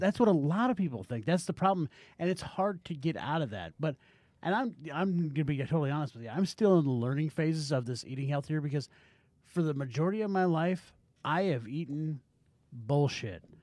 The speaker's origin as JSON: {"language": "English", "country": "United States"}